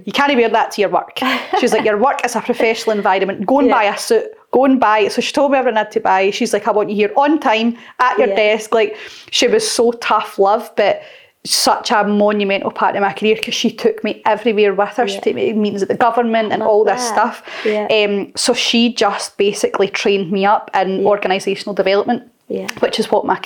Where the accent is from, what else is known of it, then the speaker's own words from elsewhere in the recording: Blantyre, Scotland, United Kingdom; I'm from Blantyre originally, Blantyre